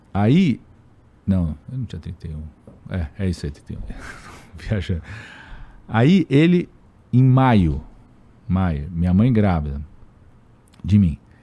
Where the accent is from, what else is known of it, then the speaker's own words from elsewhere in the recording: São Paulo, Brazil; Eu, eu nasci em São Paulo em setembro